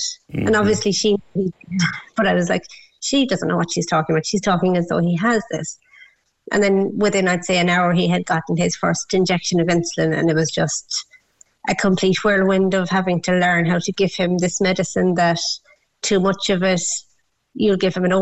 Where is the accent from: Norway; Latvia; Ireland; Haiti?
Ireland; Kerry, Munster; moved away; I'm actually from Kerry myself.